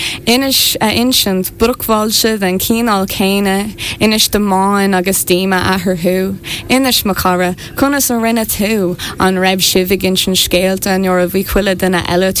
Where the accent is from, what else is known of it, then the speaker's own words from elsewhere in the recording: Morriscastle, County Wexford, Ireland; now in Dublin, Ireland; I'm from Morriscastle, and my parents have a cafe as well